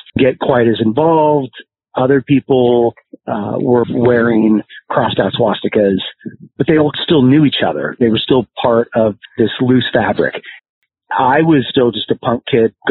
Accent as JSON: {"language": "English", "town": "Portland", "region": "Oregon", "country": "United States", "tie": "born or raised there", "said": "I grew up in the Portland area"}